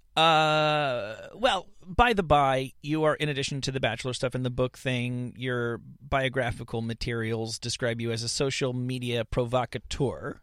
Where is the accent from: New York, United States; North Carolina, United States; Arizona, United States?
New York, United States; now in Los Angeles, United States; I'm from New York